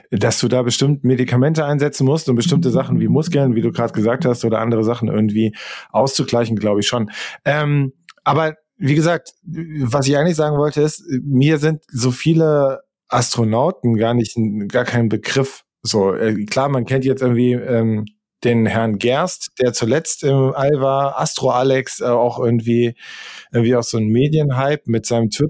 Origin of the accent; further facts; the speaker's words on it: Hesse, Germany; Also der Grenzfluss, der von mir, wo ich aufgewachsen bin, ich bin im Nordhessischen aufgewachsen, der nächste Grenzfluss war die Werra.